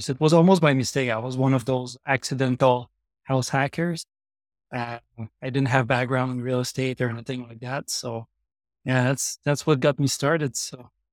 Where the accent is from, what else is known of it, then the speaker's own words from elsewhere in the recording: Trois-Rivières, Quebec, Canada; moved away as an adult; now in Calgary, Canada; I grew up in Trois-Rivières, Quebec. I moved to Calgary eleven years ago